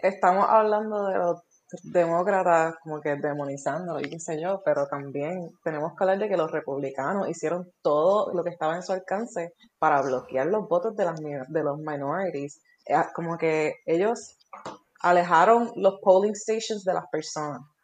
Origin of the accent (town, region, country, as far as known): Puerto Rico